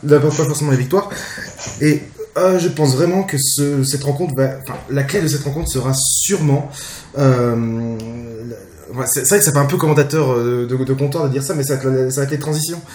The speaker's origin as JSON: {"language": "French", "area": "Jura", "region": "Bourgogne-Franche-Comté", "country": "France", "said": "je viens d'une petite ville du Jura"}